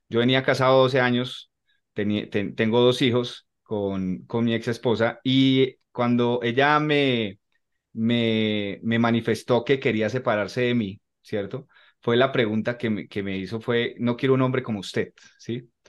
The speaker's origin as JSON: {"language": "Spanish", "country": "Colombia", "said": "soy colombiano, Actualmente vivo en Bogotá."}